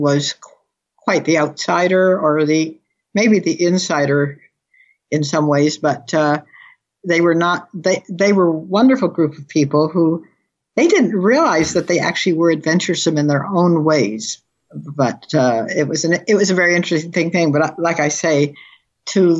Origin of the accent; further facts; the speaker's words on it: near Camarillo, California, United States; moved away; also born or lived in Detroit, Michigan / New Zealand; I was born in Detroit, but I was dragged up about 30 miles from Camarillo